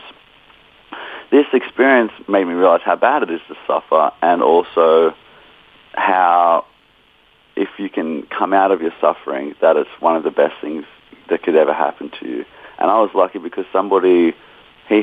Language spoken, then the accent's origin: English; Australia; we're from Australia as well